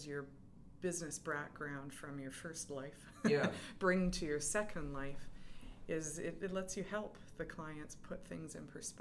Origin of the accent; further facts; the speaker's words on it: Edmonton, Alberta, Canada; moved away as an adult; also born or lived in Calgary; now in England; I'm Western Canadian. I grew up in Edmonton, and then I lived in Calgary